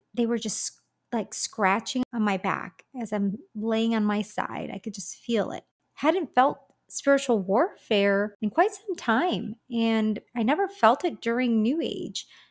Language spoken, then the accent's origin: English; Michigan, United States; moved away as an adult; now in Dallas, United States; I'm originally from Michigan and moved out to Dallas, Texas back in October of twenty twenty-two